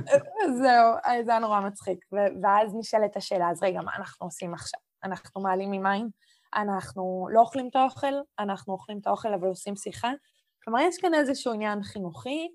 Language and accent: Hebrew; Israel